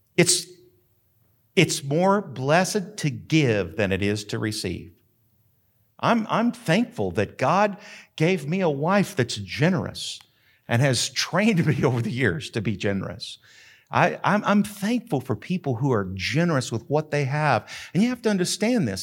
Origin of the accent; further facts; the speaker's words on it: Carrizozo, New Mexico, United States; moved away; also born or lived in Denver / Houston; I grew up in Carrizozo.